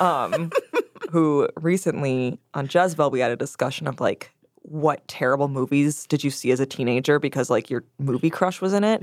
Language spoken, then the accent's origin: English; Wisconsin, United States; my home state